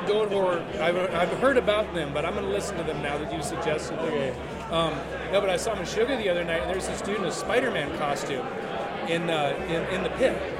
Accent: North Dakota, United States; now in Oakland, United States; I grew up in North Dakota

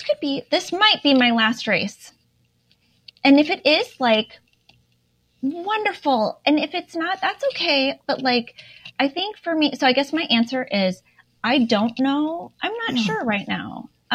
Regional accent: Indiana, United States; Laura, I am from Indiana.

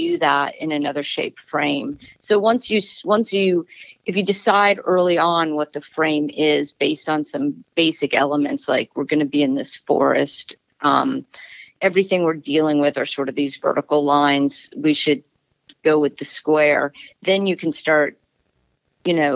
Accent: Florida, United States; moved away as an adult; also born or lived in New York City; now in Pacific Northwest, United States; I'm from Florida, which has a very different sort of landscape than the Northwest

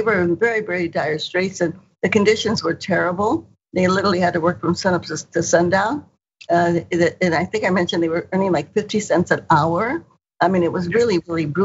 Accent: Stockton, California, United States; also born or lived in Bakersfield, California; I grew up in Stockton, California, which is south of Sacramento or east of Sacramento.

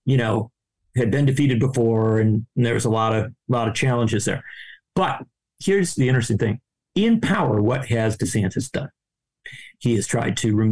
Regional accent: Wisconsin, United States; I come from Wisconsin

